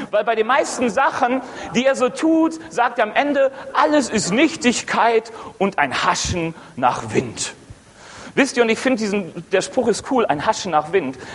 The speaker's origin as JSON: {"language": "German", "region": "North Rhine-Westphalia", "country": "Germany", "said": "eigentlich komme ich aus dem Ruhrgebiet, bin jetzt seit acht Jahren im Frankenland in der Ecclesia Rot und es macht Spaß hier."}